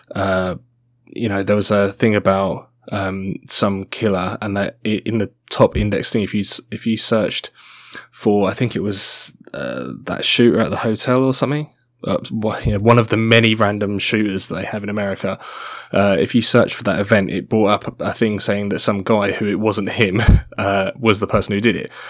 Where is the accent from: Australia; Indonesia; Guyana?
Australia; I'm Australian. I have an Australian citizenship